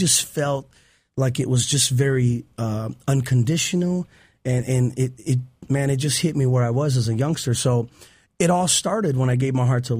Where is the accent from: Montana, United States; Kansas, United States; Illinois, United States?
Illinois, United States; Chicago; Chicago. I grew up in Chicago.